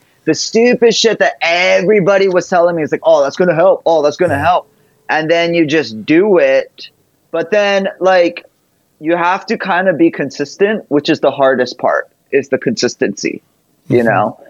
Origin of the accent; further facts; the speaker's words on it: Hawaii, United States; moved away; I grew up in Hawaii